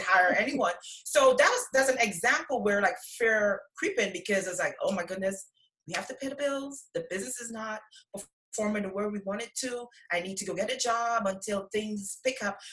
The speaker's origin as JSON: {"language": "English", "country": "Guyana", "moved": "yes", "lives_now": "United States", "said": "I'm from Guyana"}